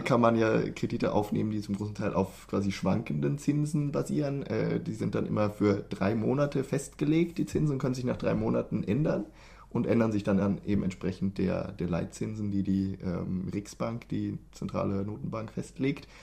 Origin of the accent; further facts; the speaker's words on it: Germany; moved away as an adult; now in Sweden; als, als Deutscher wie wir